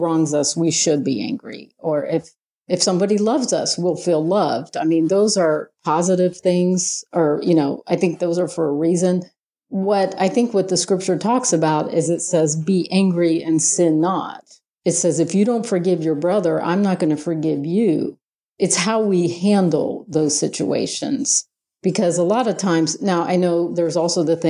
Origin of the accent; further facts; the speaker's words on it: Ohio, United States; I'm from Ohio